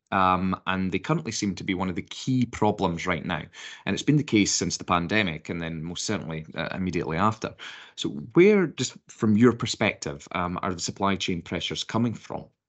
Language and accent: English; United Kingdom; being British